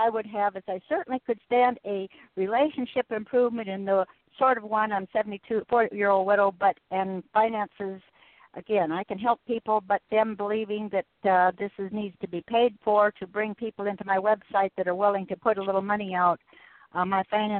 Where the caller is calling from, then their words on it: Washington, United States; I'm calling from Washington State.